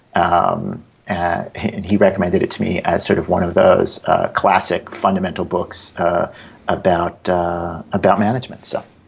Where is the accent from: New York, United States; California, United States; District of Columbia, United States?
New York, United States; now in Bay Area, United States; I'm a New Yorker